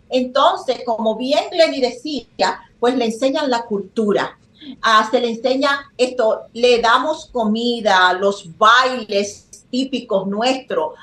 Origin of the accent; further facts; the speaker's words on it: Dominican Republic; moved away; que somos? Dominicanos.